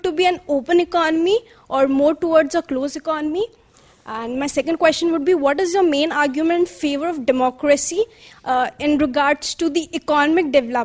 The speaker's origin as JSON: {"language": "English", "country": "India", "said": "from India"}